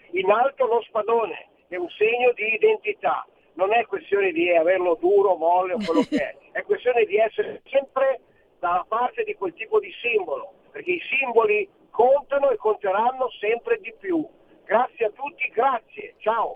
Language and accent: Italian; Lombardy, Italy; now in Friuli Venezia Giulia, Italy; io sono un lombardo trasferito in Friuli dove mi trovo benissimo